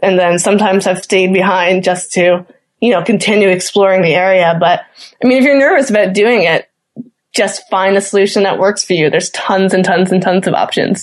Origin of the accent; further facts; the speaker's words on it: Newfoundland and Labrador, Canada; as a Newfoundlander